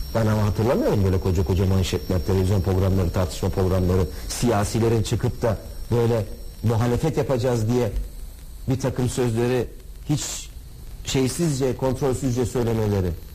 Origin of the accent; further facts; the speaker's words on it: Samsun, Turkey; moved away; Temmuz ayında inşallah memleketimde.